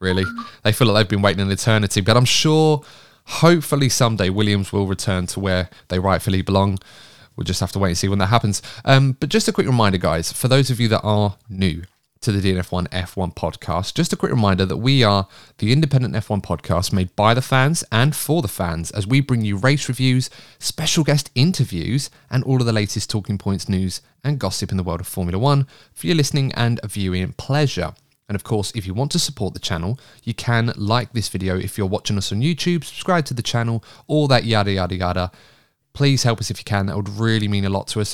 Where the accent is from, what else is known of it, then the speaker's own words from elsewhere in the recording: England, United Kingdom; I'm English